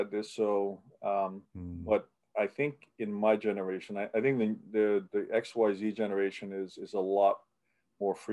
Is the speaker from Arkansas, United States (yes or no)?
no; New York City, New York, United States; born or raised there; accent: New York; English is a second language; also born or lived in Budapest, Hungary